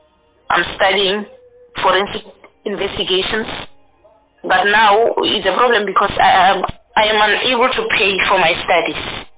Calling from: Mokopane, Limpopo, South Africa; I'm right now I'm in Mokopane.

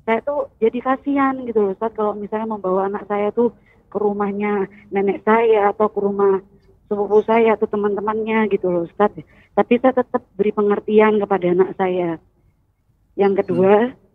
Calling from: Bondowoso, East Java, Indonesia; Saya dari … dari Bondowoso.

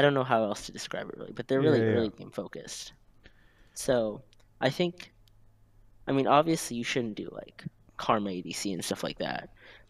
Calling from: Gainesville, Florida, United States; Gainesville, Florida. Go Gators.

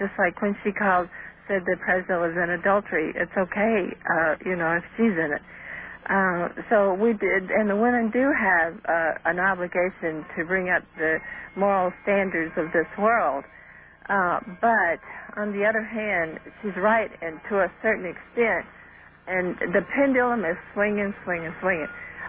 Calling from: Michigan City, Indiana, United States; Michigan City, Indiana.

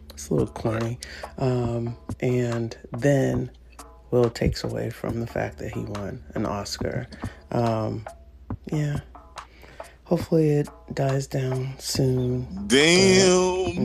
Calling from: Maryland, United States; Oh yeah, I'm live from Howard County, Maryland.

